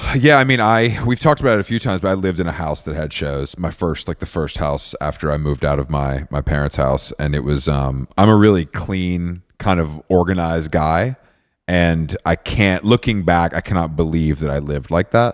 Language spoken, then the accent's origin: English; Atlanta, Georgia, United States; I grew up in Atlanta